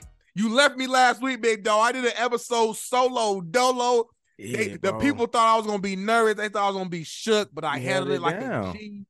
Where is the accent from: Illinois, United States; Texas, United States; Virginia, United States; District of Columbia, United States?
Illinois, United States; Chicago; I'm from Chicago, you feel me?